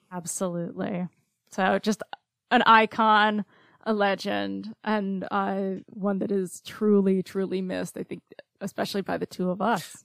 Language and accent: English; Cobleskill, New York, United States; also born or lived in Oklahoma; now in Oneonta, United States; my hometown of Cobleskill